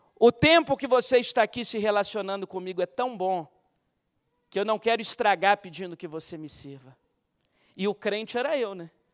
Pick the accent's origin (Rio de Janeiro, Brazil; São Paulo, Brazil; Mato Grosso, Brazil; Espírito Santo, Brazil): Espírito Santo, Brazil; Guarapari; me levava na primeira igreja batista de Guarapari